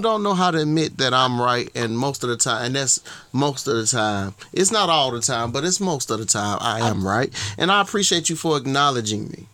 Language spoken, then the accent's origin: English; Georgia, United States; from Georgia